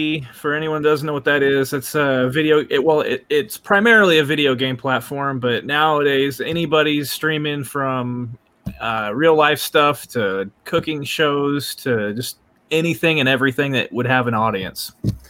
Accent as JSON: {"language": "English", "town": "Kansas City", "region": "Missouri", "country": "United States", "said": "From Kansas City, Missouri."}